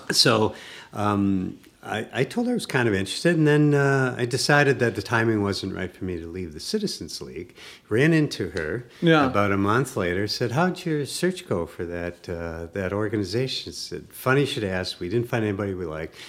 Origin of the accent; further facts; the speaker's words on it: Wisconsin, United States; near my hometown, a rural community in Wisconsin